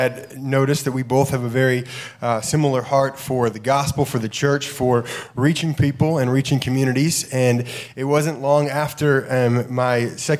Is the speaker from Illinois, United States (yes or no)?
yes; Chicago, Illinois, United States; moved away as an adult; also born or lived in New England; we are both originally from the Chicago area